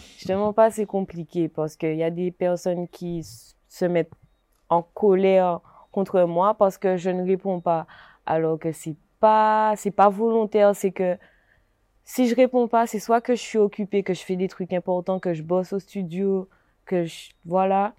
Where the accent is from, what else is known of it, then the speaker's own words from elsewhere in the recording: Gourbeyre, Guadeloupe; je viens de Gourbert